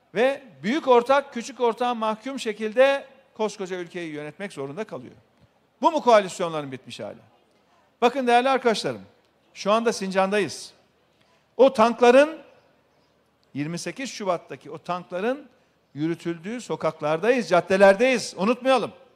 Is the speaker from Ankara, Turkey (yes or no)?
yes; Şereflikoçhisar, Ankara, Turkey; memleketimiz Şerifli Koçlar'da